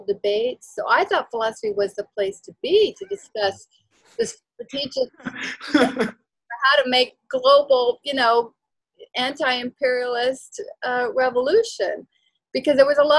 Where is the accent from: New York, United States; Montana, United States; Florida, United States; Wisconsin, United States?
Florida, United States; also born or lived in Panama; I'm from Panama, I'm an immigrant. I grew up in Florida